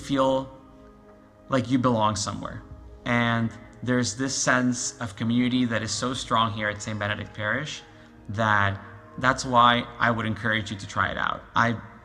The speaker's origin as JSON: {"language": "English", "region": "Lima", "country": "Peru", "moved": "as an adult", "lives_now": "Canada", "said": "I'm from Lima, Peru. I've been in Canada for a little over 12 years now."}